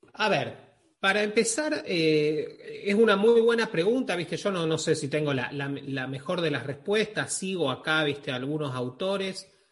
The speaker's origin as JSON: {"language": "Spanish", "country": "Argentina", "said": "yo soy argentino"}